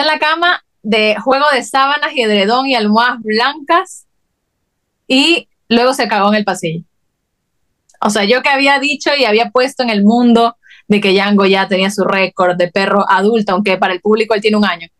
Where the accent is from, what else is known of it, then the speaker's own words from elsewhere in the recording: Guayaquil, Guayas, Ecuador; moved away; las dos somos de Guayaquil